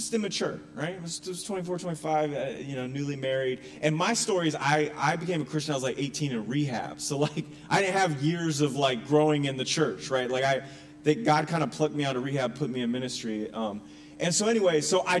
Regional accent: North Carolina, United States; moved away as an adult; also born or lived in Connecticut; now in Gloucester, United States; I'm originally from Connecticut, but grew up in North Carolina

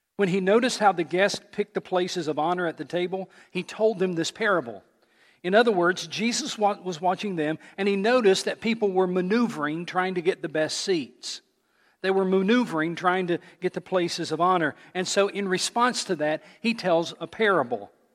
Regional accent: Johnson City, Tennessee, United States; moved away; I grew up in Johnson City, Tennessee

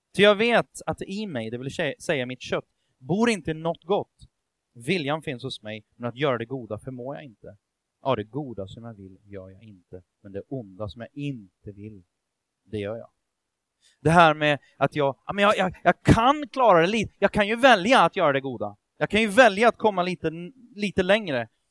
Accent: Sweden; Vi är ju ändå svenskar

